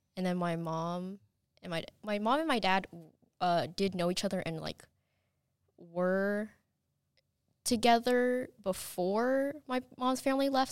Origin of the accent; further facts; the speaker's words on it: Madison, Alabama, United States; also born or lived in Chattanooga, Tennessee; I was born in Chattanooga, Tennessee, and then when I was four, we moved to Madison, and so I've been in the school system my entire life